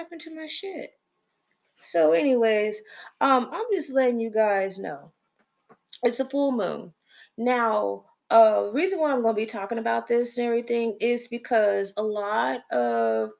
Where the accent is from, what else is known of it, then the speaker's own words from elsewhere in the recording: Texas, United States; I'm from Texas